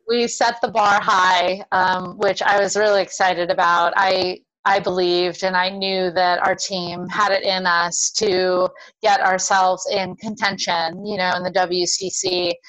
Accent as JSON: {"language": "English", "town": "Honolulu", "region": "Hawaii", "country": "United States", "tie": "born or raised there", "moved": "yes", "said": "I grew up in Honolulu, so right in Oahu, right near the university."}